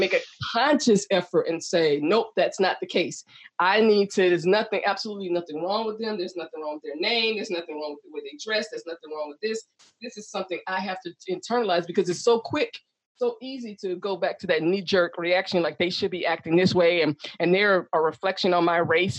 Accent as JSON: {"language": "English", "region": "the South", "country": "United States", "tie": "born or raised there", "also_born_or_lived": "Chicago / Texas", "moved": "yes", "lives_now": "San Diego, United States", "said": "I grew up in the South"}